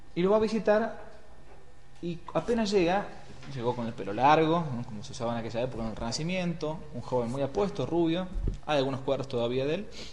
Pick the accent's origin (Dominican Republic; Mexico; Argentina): Argentina; Buenos Aires; moved away as an adult; Vengo de Buenos Aires, he trabajado mucho tiempo hasta los 25 que entré al seminario, tomaba el subte todos los días